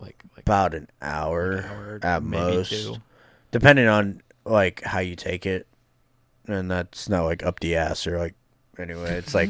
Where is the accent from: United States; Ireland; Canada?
Ireland; Look, I'm Irish. I love potatoes, but, like, not that much.